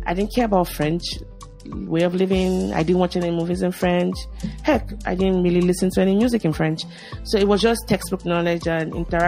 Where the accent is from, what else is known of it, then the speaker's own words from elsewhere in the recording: Lagos, Nigeria; moved away as an adult; now in United States; So growing up in Lagos, I grew up in Lagos, Nigeria.